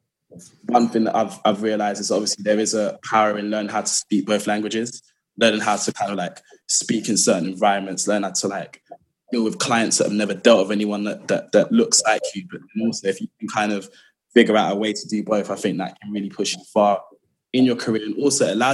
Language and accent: English; London, United Kingdom; I'm from, like, as all of us are, I think, from South London. Born and raised in Lewisham.